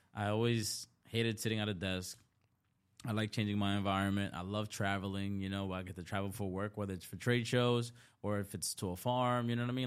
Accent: New York City, New York, United States; also born or lived in Dominican Republic; growing up in the Bronx or just, like, number one, being born in D R, like, I was born in the country

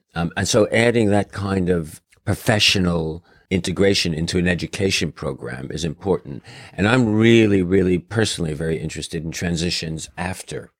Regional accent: New York City, New York, United States; moved away; growing up in New York City

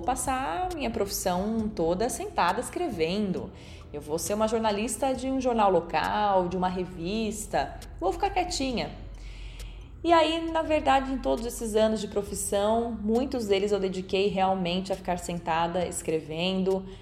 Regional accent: Bauru, São Paulo, Brazil; moved away as an adult; now in Jundiaí, Brazil; sou natural do município de Bauru, no interior de São Paulo. Atualmente eu vivo em Jundiaí

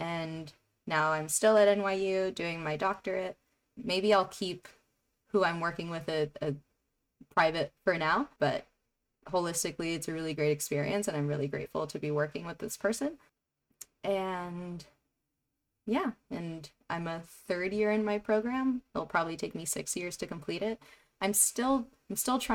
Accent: New York City, New York, United States; I grew up in Jackson Heights, Queens

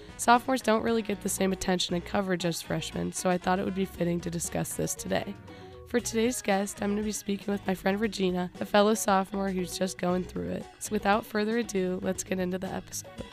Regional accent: Loveland, Ohio, United States; I'm from Cincinnati, Ohio, more specifically, the little town of Loveland

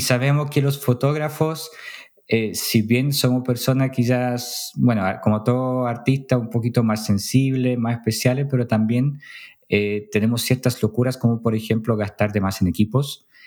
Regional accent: Poland; now in Chile; yo siendo polaco

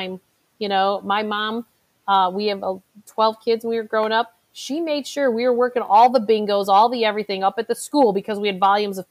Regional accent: Chicago, Illinois, United States; my hometown, which is Chicago

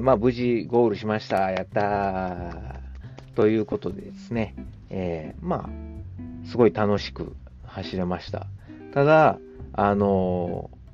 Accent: Kansai, Japan; accent: Kansai dialect; 関西人の僕

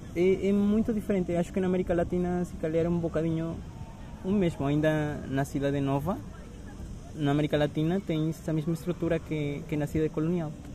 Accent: Mexico; Portuguese is a second language; now in Lisbon, Portugal

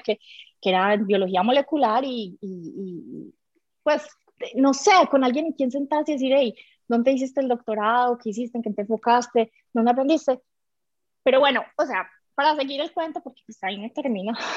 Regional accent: Medellín, Antioquia, Colombia; yo crecí en Medellín, en colegio niña

